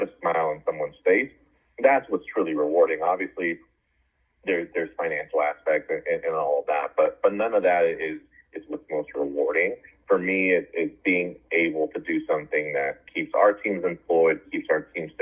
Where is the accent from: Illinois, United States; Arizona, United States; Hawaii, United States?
Arizona, United States; also born or lived in San Francisco, California / West Coast; I was born in San Francisco, grew up on the West Coast. My family moved to Arizona when I was in middle school and ended up doing middle school and high school in Arizona